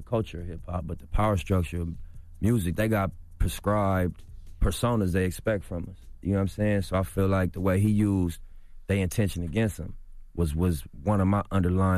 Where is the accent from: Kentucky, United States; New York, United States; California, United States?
California, United States; Los Angeles; I'm from L.A., bro. I'm from Rolling 60s.